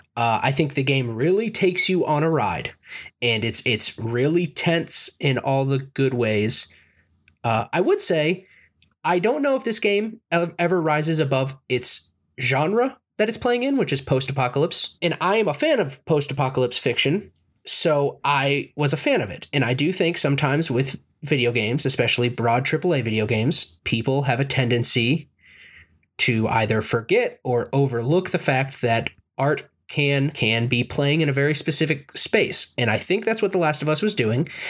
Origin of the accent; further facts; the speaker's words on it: United States; I'm an American